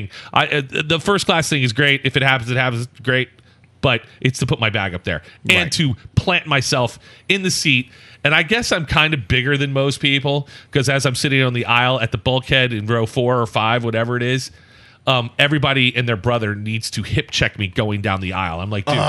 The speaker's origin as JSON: {"language": "English", "region": "the South", "country": "United States", "tie": "born or raised there", "said": "I was born in the South."}